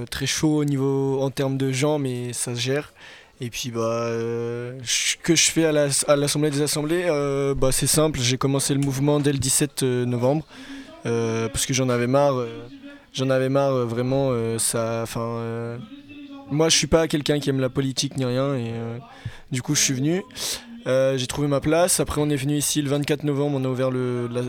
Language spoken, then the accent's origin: French; Saint-Nazaire, Pays de la Loire, France; je viens de Saint-Nazaire.